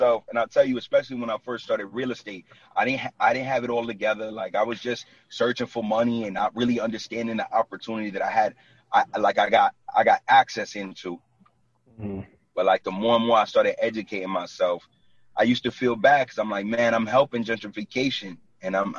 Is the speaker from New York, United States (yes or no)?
yes; New York City, New York, United States; moved away as an adult; now in New Jersey, United States; I was born and raised in Brooklyn. Like, and I live in Jersey for the last 9 years. I'm still from Brooklyn